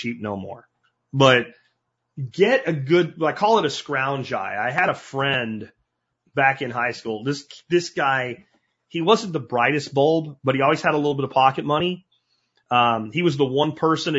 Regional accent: Pennsylvania, United States; growing up in Pennsylvania

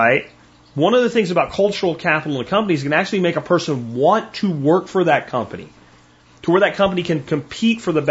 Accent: Pennsylvania, United States; I grew up in Pennsylvania, almost everybody was in that church on Sunday

